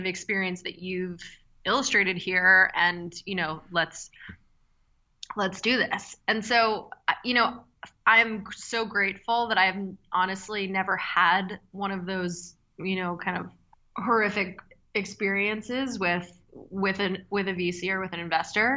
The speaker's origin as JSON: {"language": "English", "town": "Philadelphia", "region": "Pennsylvania", "country": "United States", "tie": "born or raised there", "said": "I grew up in Philadelphia."}